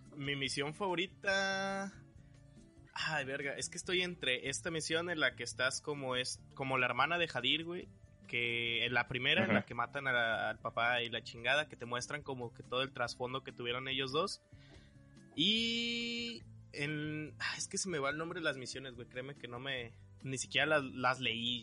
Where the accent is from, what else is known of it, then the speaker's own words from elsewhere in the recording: Jalisco, Mexico; moved away; soy de Jalisco